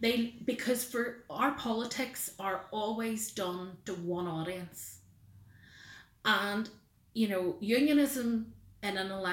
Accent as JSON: {"language": "English", "region": "Northern Ireland", "country": "United Kingdom", "tie": "born or raised there", "said": "I was born in Northern Ireland. I am proud of my British and Irish identity. I feel enriched by having both."}